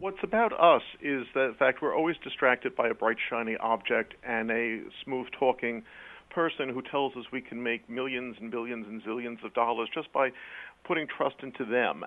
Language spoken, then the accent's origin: English; New York City, New York, United States; accent: quasi-British; now in Connecticut, United States; I'm a British heritage, but I was born in New York City